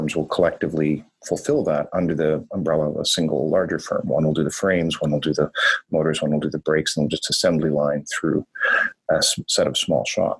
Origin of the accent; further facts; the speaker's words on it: Northern Ontario, Canada; also born or lived in Toronto / São Paulo / Singapore; now in Vancouver, Canada; I grew up in Northern Ontario and Northern Canada